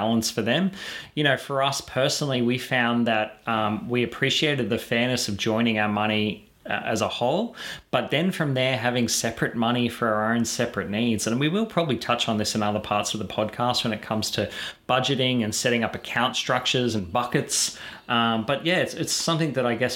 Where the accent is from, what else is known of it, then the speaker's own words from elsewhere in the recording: Bribie Island, Queensland, Australia; I grew up on Bribie Island in Queensland